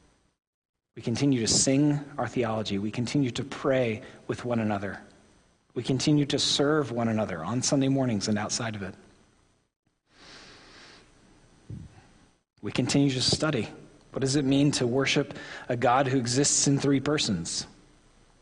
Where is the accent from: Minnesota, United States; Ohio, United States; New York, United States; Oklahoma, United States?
Oklahoma, United States; I am from Oklahoma